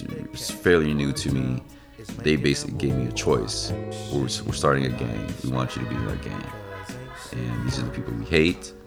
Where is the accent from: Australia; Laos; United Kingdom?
Laos; now in United States; I am originally from Laos which is in Southeast Asia, right in between Vietnam and Thailand.